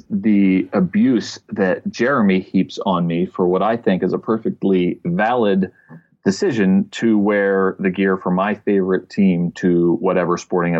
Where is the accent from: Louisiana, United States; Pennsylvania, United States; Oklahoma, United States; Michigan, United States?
Pennsylvania, United States; Wayne; now in Fort Collins, United States; I grew up in Wayne, Pennsylvania.